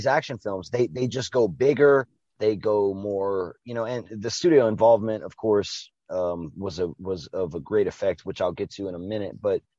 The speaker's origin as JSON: {"language": "English", "country": "Canada", "said": "We've established this shit. We're from Canada, man."}